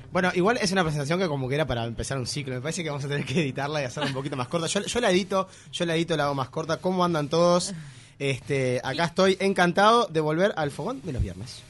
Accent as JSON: {"language": "Spanish", "country": "Uruguay", "said": "yo soy uruguayo, soy músico"}